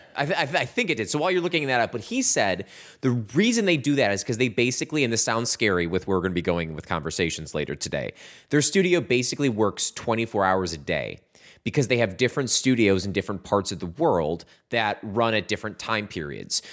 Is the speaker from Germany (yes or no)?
no; Midwest, United States; we're from the Midwest